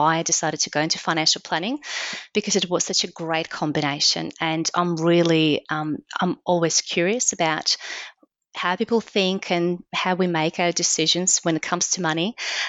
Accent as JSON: {"language": "English", "country": "Belarus", "tie": "born there", "second_language": "English", "moved": "as an adult", "said": "I'm from Belarus, which is a small, very small country in Eastern Europe. It used to be part of the Soviet Union. So I was born there, and I left when I was 21."}